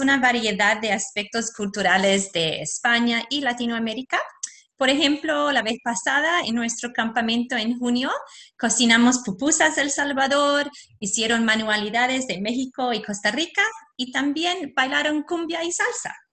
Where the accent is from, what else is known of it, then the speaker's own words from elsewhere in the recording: Australia; Spanish is a second language; nací aquí en Australia, mi papá es polaco